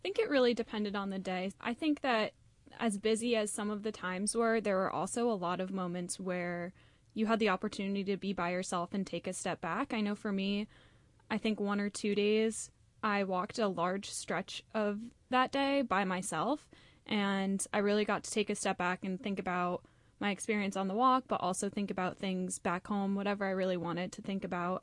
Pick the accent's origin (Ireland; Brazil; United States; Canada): United States; North Branford, Connecticut; moved away; I'm originally from North Branford, Connecticut